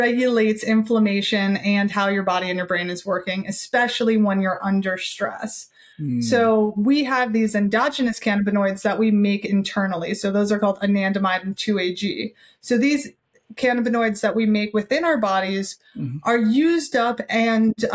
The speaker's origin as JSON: {"language": "English", "town": "New York City", "region": "New York", "country": "United States", "moved": "yes", "lives_now": "Boulder, United States", "said": "I'm from Brooklyn"}